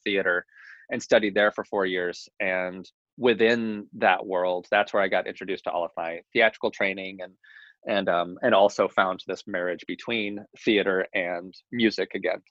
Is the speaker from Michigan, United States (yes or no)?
no; Tennessee, United States; moved away as an adult; also born or lived in New York; I was born in Tennessee.